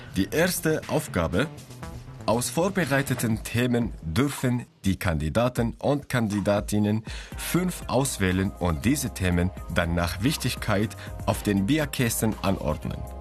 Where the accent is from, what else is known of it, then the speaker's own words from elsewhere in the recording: Syria; now in Germany; Ich bin aus Syrien geflüchtet und habe jetzt meine deutsche Staatsbürgerschaft